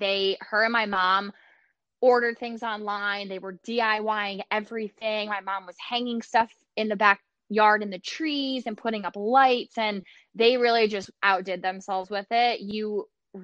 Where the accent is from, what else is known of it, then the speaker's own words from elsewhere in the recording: Sparta, New Jersey, United States; my husband and I both grew up in Sparta, New Jersey